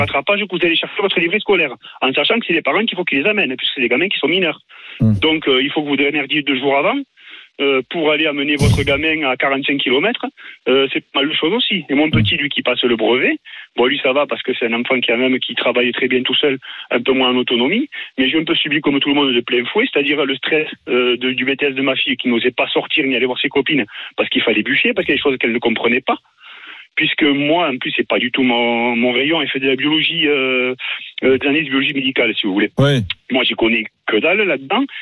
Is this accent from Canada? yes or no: no; Saint-Martin, Occitania, France; now in La Celle, France; J'appelle du Var, mais je suis originaire de Saint-Martin.